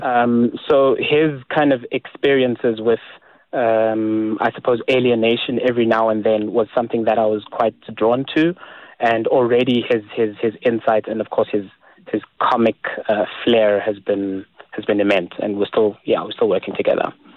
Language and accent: English; South Africa; I'm still South African